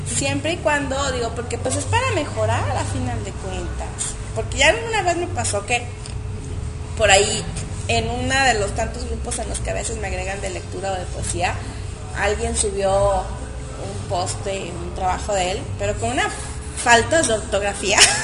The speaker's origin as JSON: {"language": "Spanish", "country": "Mexico", "said": "nuestro idioma mexicano, ¿no? Porque aunque somos este, hablando español, tenemos ciertos modismos"}